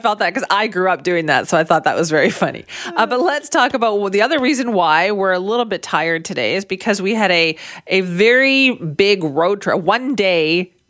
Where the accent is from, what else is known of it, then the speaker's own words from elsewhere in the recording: Surrey, British Columbia, Canada; I grew up in South Surrey and we always said that we lived in White Rock.